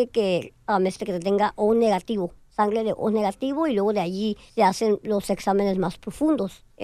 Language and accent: Spanish; Culiacán, Sinaloa, Mexico; now in United States; Yo nací en Culiacán, Sinaloa, sí.